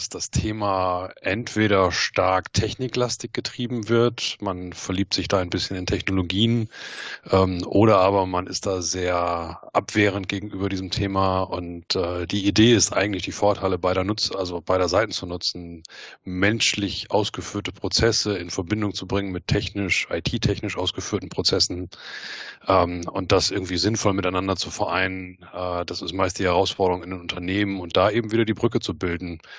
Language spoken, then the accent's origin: German; North Rhine-Westphalia, Germany; Ich äh, bin ein Kind des Ruhrgebiets und habe bei einem äh, Maschinenbauzulieferer gelernt.